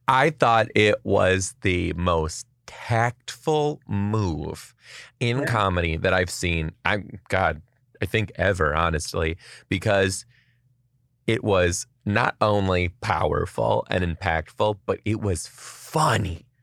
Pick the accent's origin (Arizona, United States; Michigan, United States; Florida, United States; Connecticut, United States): Michigan, United States; Detroit; now in Seattle, United States; I am from Detroit originally too